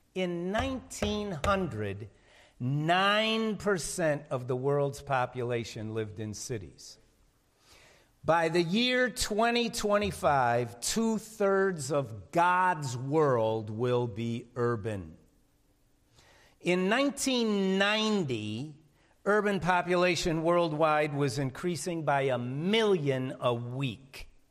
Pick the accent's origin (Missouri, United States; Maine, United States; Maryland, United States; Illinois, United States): Illinois, United States; Chicago; I'm from Chicago